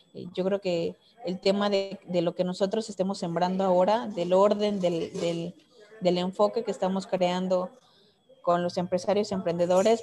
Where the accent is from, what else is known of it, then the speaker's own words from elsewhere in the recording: Mexico; primero como mujer, como mexicana, como ciudadana